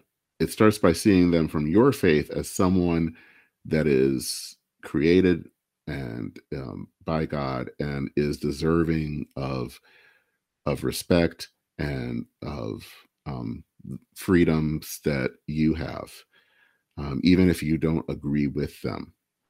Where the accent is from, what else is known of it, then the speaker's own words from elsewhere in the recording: Michigan, United States; I hail from Michigan, and Dale Kildee was the person that represented my a part of the state